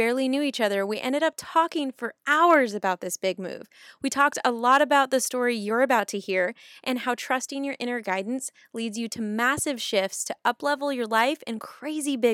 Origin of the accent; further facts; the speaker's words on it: South Lake Tahoe, California, United States; moved away as an adult; now in Nashville, United States; move my entire life from my hometown of South Lake Tahoe to Nashville, Tennessee